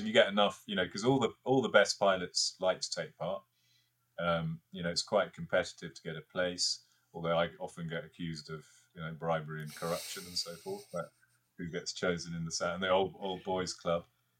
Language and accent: English; Isle of Wight, South East England, United Kingdom; I learned to fly on the Isle of Wight, and I grew up on the Isle of Wight, and we still got a family place down there